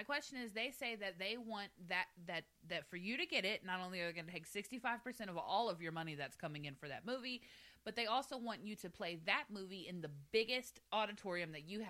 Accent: Galveston County, Texas, United States; But in my hometown, there's, like, a Premier Cinema is the name of the theater, right? None other exists in the county. Like, it's a small one.

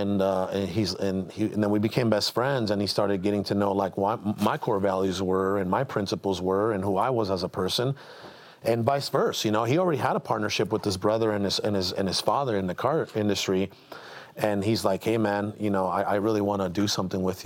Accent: Mexico; moved away; I was born into dirt poverty in Mexico

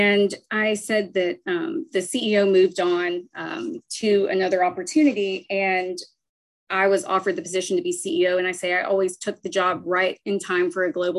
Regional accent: Nashville, Tennessee, United States; I am a Nashville native. I grew up in Tennessee

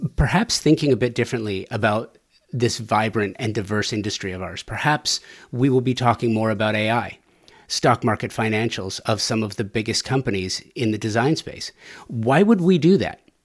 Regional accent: Southern California, United States; growing up in Southern California

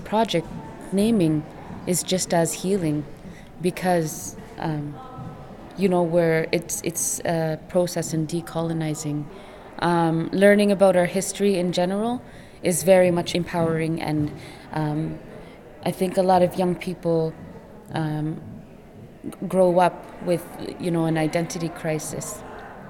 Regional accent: Rankin Inlet, Nunavut, Canada; also born or lived in Ottawa; I am from Rankin Inlet

